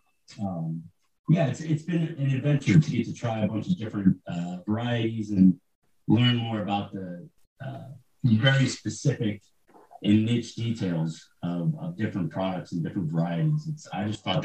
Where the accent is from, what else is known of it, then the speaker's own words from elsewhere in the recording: Ohio, United States; I'm actually from Ohio